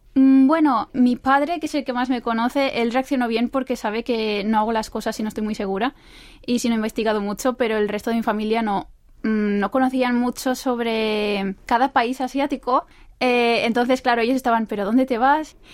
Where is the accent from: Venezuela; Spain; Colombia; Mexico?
Spain; now in South Korea; como española que soy